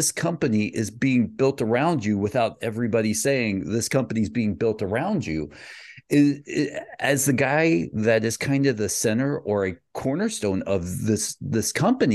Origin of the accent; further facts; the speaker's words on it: Brockton, Massachusetts, United States; I was born in Brockton